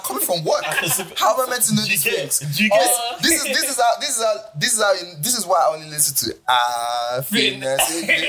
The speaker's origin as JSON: {"language": "English", "country": "South Africa", "said": "We're from South Africa, you know, we don't even know."}